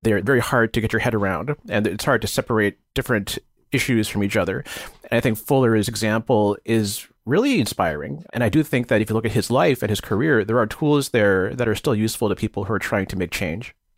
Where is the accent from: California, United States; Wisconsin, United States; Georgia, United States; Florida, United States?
California, United States; Bay Area; growing up in the Bay Area